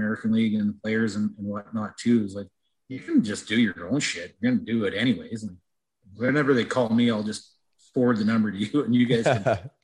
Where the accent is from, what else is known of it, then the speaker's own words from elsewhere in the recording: Western Canada, Canada; I'm from Western Canada